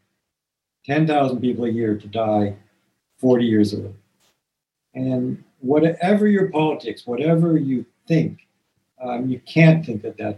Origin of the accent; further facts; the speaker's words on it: Toronto, Ontario, Canada; I grew up in Toronto